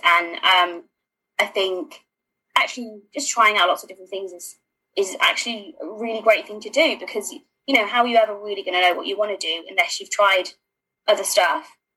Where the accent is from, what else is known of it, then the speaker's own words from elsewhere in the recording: London, United Kingdom; I'm a Londoner